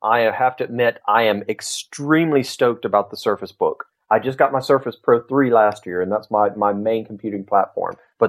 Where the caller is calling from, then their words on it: Tupelo, Mississippi, United States; Tupelo, Mississippi.